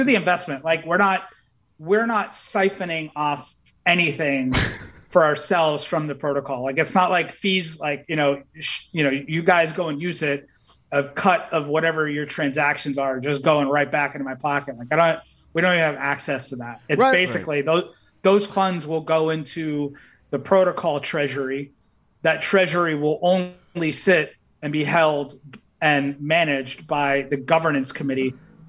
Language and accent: English; Worcester, Massachusetts, United States; also born or lived in Boulder, Colorado / Berkshires, Massachusetts; I'm from Worcester. I'm born and raised.